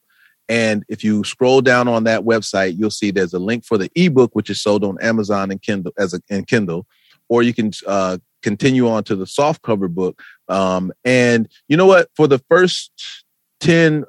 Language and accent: English; Flint, Michigan, United States; moved away as an adult; now in Atlanta, United States; I'm from Flint, Michigan